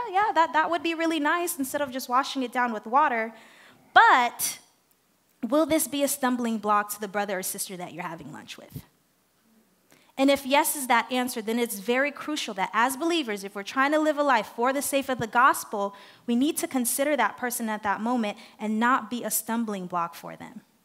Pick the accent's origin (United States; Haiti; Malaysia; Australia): Haiti; English is a second language; moved away; I'm from Haiti. I'm used to the culture. I'm used to the people.